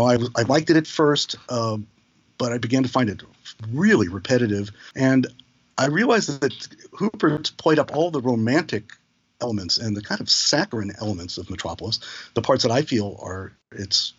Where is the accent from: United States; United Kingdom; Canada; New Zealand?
United States; St. Louis, Missouri; now in New York, United States; I'm a Midwestern boy. I'm from St. Louis